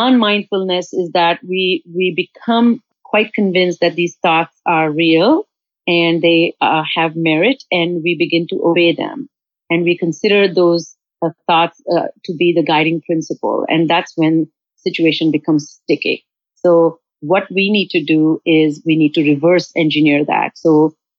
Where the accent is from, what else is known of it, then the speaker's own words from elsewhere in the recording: India; now in United States; I'm from India